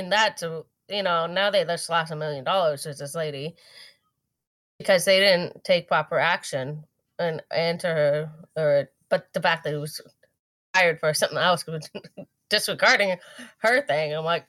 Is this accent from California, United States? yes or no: yes; California, United States; I grew up in Southern California.